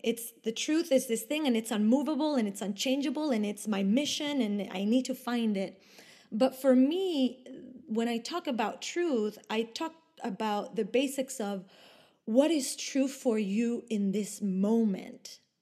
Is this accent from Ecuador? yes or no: yes; Ecuador; English is a second language; moved away as an adult; also born or lived in Argentina / Italy; now in Sweden; I was born and raised in Ecuador, but my parents and my ancestors are from Argentina and from Italy